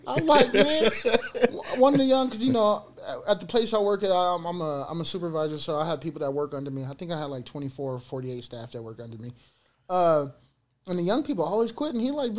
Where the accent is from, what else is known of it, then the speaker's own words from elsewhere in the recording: Fresno, California, United States; I'm from Fresno.